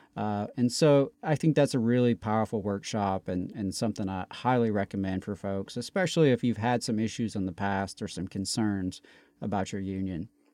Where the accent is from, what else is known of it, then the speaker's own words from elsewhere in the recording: Meridian, Mississippi, United States; also born or lived in North Alabama; now in Huntsville, United States; I'm originally from Meridian, Mississippi, and I've spent the last twenty plus years or so in North Alabama